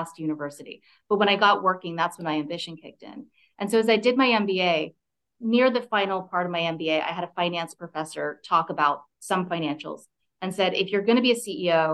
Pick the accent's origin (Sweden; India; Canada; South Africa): Canada; moved away; also born or lived in California; I grew up in Canada, and I was living in California